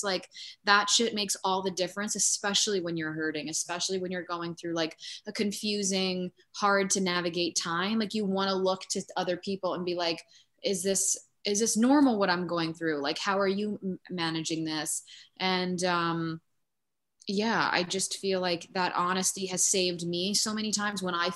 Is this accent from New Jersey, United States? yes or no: yes; near Asbury Park, Jersey Shore, New Jersey, United States; I grew up. Really close to Asbury Park in like the town next to it